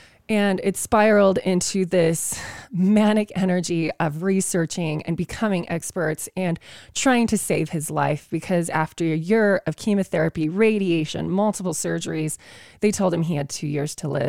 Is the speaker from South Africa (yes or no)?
yes; South Africa; moved away; growing up in South Africa